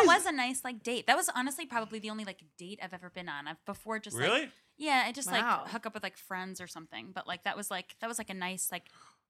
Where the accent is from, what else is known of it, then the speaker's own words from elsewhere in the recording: Long Island, New York, United States; moved away as an adult; also born or lived in Suffolk County; now in New York City, United States; I grew up in Long Island and then came here for college